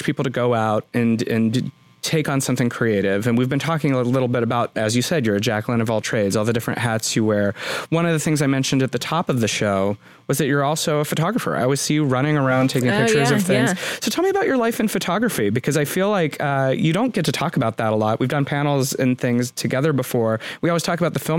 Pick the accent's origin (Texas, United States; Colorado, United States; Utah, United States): Colorado, United States; moved away; when I was a little kid, I was growing up in Colorado